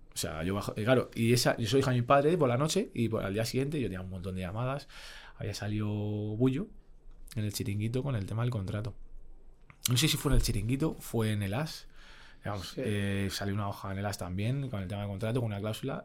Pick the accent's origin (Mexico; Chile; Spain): Spain; Madrid, Community of Madrid; also born or lived in Fuenlabrada / Italy; yo, porque soy de Madrid, no me quería ir a ningún lado